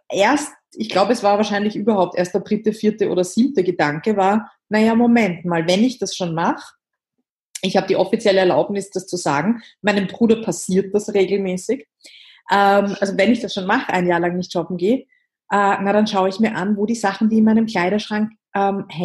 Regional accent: Vienna, Austria; ich komme aus Wien, das hört man auch.

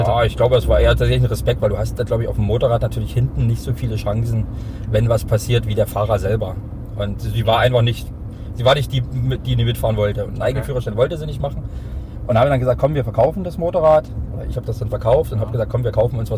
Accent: Hoyerswerda, Saxony, Germany; now in Dresden, Germany; Ich bin ja 99 aus Feuerswerda nach Dresden gezogen

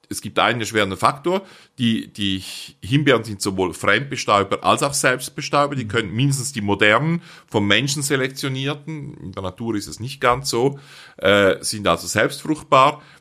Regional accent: Switzerland; so gut man sie als Schweizer versteht, wir sind ja

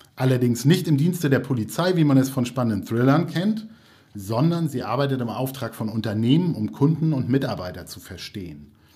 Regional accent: Lübeck, Schleswig-Holstein, Germany; also born or lived in Flensburg; Ich bin Lübecker, habe in Flensburg studiert, also ähm, ich bin auch ein Nordlicht

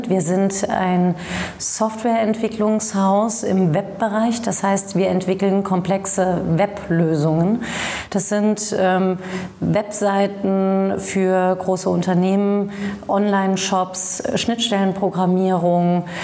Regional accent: Saarland, Germany; ich komme aus dem Saarland, dem machtpolitischen Zentrum Deutschlands

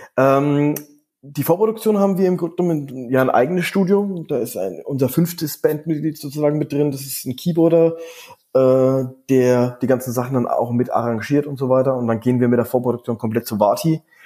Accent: Erlangen, Bavaria, Germany; now in Düsseldorf, Germany; dem Ort, wo ich aufgewachsen bin, aus, aus Erlangen

